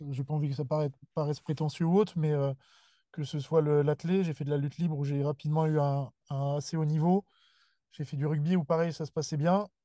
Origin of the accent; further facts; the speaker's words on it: Seine-et-Marne, between Melun and Fontainebleau, Île-de-France, France; moved away as an adult; also born or lived in Lille; now in Bordeaux, France; grandi en région parisienne